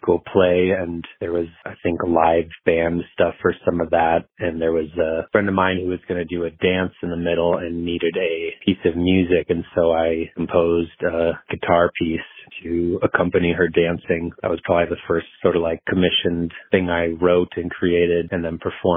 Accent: Boulder, Colorado, United States; also born or lived in Austin, Texas; born and raised mostly in the Boulder area. I was born in Austin, Texas, moved here when I was little

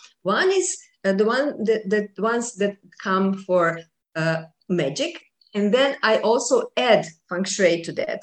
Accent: Croatia; I was doing buildings only around Croatia, because I'm from Croatia.

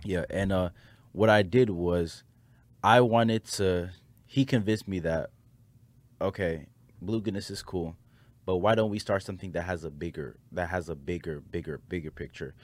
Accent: Nigeria; I'm a Nigerian

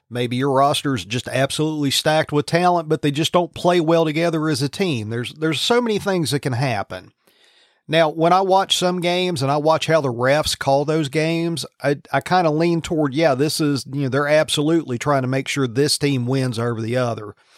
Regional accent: Virginia, United States; I grew up in Virginia

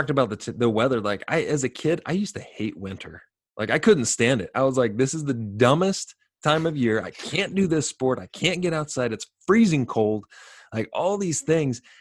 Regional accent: Sacramento, California, United States; I grew up in Sacramento

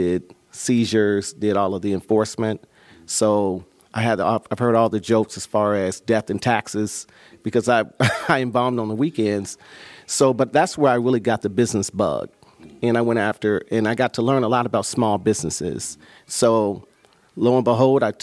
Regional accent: Dayton, Ohio, United States; moved away as an adult; also born or lived in Dallas, Texas / Cincinnati, Ohio; I'm born and raised in Dayton, Ohio, Jefferson Township specifically

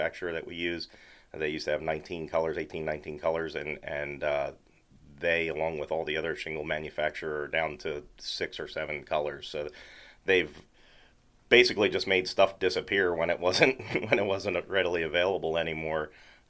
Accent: Lancaster, Pennsylvania, United States; moved away as an adult; also born or lived in Maytown, Pennsylvania; now in Mount Joy, United States; I grew up in Lancaster City

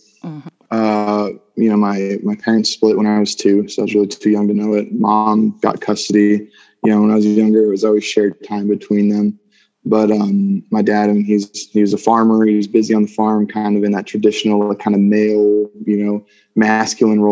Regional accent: Colorado, United States; also born or lived in Minnesota; I was born in Minnesota and moved here to Colorado when I was eight.

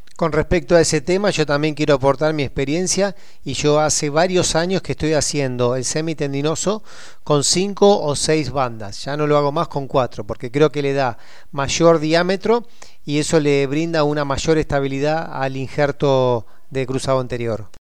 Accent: Argentina; now in Abu Dhabi, United Arab Emirates; soy argentino y actualmente trabajo en el RIM Hospital de Abu Dhabi

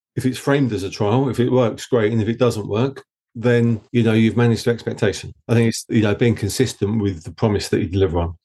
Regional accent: Essex, East of England, United Kingdom; accent: Essex; my dodgy Essex accent

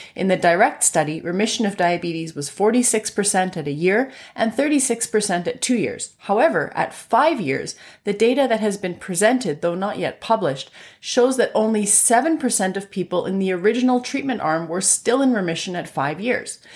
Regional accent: Canada; I'm a Canadian physician

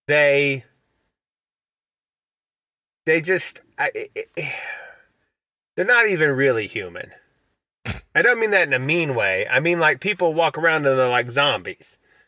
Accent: United States; I'm an American

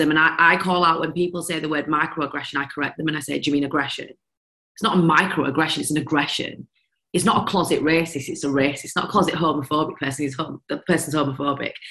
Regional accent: India; a lot for being a female, a lot for being Indian, a lot for this, a lot for that, a lot for my accent.

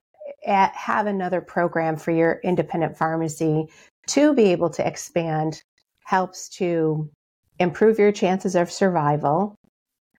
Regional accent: Rochester, New York, United States; I'm from Rochester, New York. That's where I'm coming to you from now.

